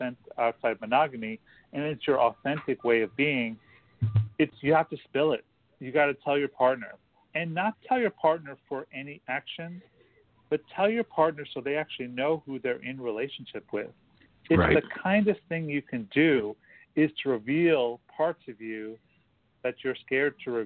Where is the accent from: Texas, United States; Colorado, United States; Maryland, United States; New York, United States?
New York, United States; Long Island; moved away as an adult; also born or lived in San Francisco; now in Los Angeles, United States; I grew up in New York. I left when I was 18